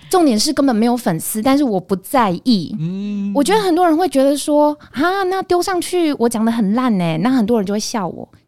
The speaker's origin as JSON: {"language": "Chinese", "region": "Taichung", "country": "Taiwan", "moved": "as an adult", "lives_now": "Taipei, Taiwan", "said": "我是台中人，哦。然后我就是到台北念书嘛"}